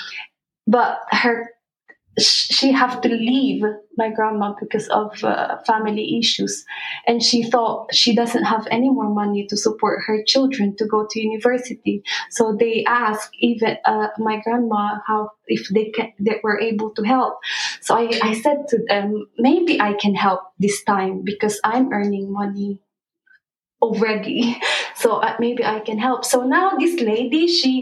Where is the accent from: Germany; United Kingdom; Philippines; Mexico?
Philippines; moved away; we grew up in the Philippines where we've witnessed what real poverty is like